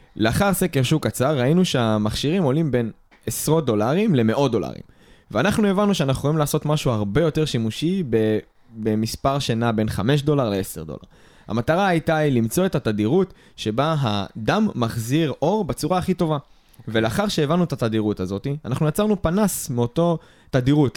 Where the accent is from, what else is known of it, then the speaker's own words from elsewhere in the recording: Israel; ישראלים ששירתו בצבא